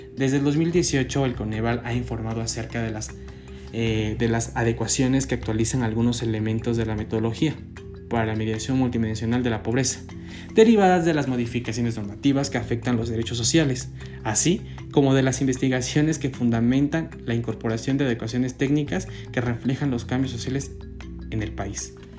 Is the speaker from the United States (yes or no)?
no; Mexico; como mexicanos